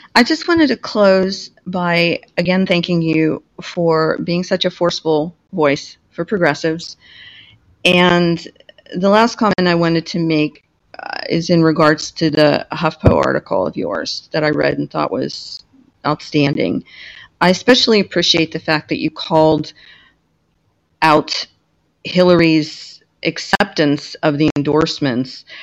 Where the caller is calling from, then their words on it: San Francisco, California, United States; I'm calling from San Francisco.